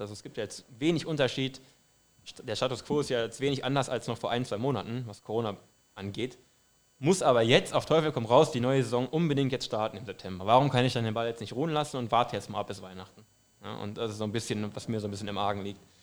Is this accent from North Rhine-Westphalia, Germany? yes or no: yes; Duisburg, North Rhine-Westphalia, Germany; Äh, ich komme aus einem Vorort äh, von Duisburg, also aus dem westlichen Ruhrgebiet